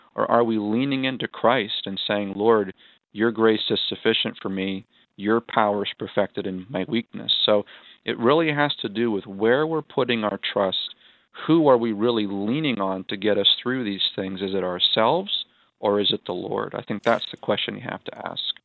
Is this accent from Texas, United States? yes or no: no; Gilmanton Iron Works, New Hampshire, United States; my hometown of Gilmanton Ironworks